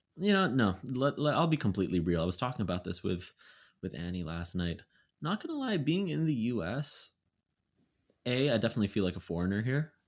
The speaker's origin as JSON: {"language": "English", "town": "Vancouver", "region": "British Columbia", "country": "Canada", "tie": "born or raised there", "moved": "yes", "said": "my hometown, Vancouver"}